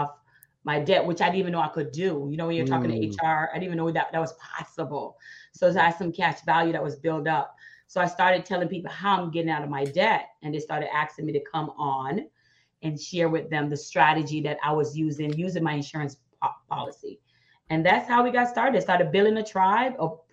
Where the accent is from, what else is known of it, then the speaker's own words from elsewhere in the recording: Jamaica; now in United States; I was born in Jamaica, come to America